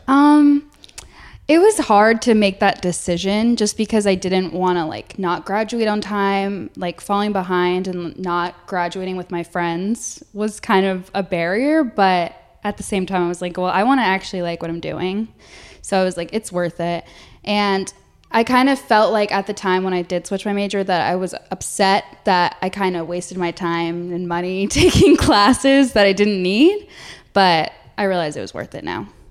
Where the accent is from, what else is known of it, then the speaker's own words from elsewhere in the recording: New Jersey, United States; also born or lived in Alabama; I'm from New Jersey